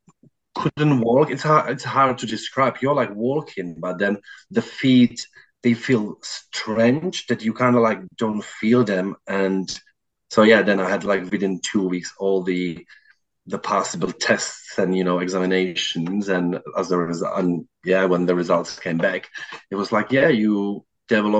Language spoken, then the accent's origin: English; Czechia; also born or lived in South London; now in London, United Kingdom; I'm originally from Czech Republic, but currently living in South London.